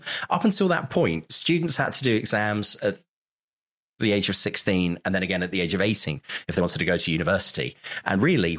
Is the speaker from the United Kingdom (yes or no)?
yes; England, United Kingdom; especially as an English person